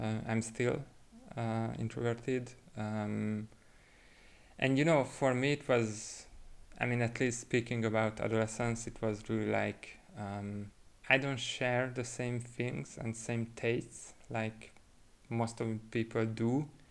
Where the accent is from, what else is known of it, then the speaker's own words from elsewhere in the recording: Budapest, Hungary; moved away as an adult; now in Barcelona, Spain; I'm originally from Hungary, mm-hmm. from Budapest. Uh, I came here to Spain eight years ago